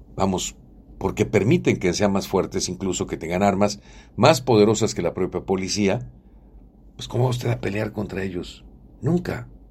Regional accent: Mexico; Nosotros somos mexicanos

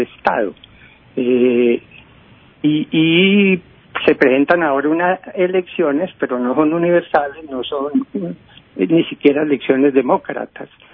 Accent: Colombia

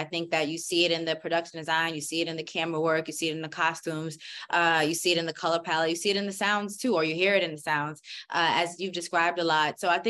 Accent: New York City, New York, United States; I am a New York City girl. I grew up in Queens. I'm Caribbean American. I'm Jamaican.

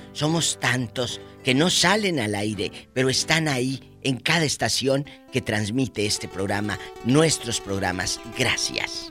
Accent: Matamoros, Tamaulipas, Mexico; yo crecí en la frontera, en Matamoros

